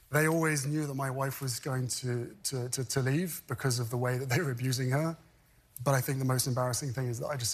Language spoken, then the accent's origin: English; United Kingdom; moved away as an adult; now in California, United States; We left in 2020. We moved... we fled my home country, we moved to California